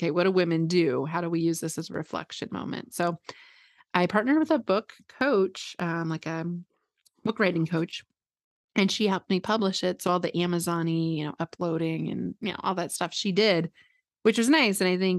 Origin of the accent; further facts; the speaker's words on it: Midwest, United States; I grew up like here in the Midwest, where, you know, there was a lot of weird messaging.